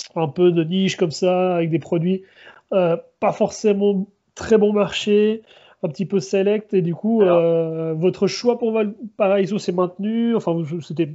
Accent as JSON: {"language": "French", "country": "Switzerland", "moved": "yes", "lives_now": "Chile", "said": "en tant que Suisse"}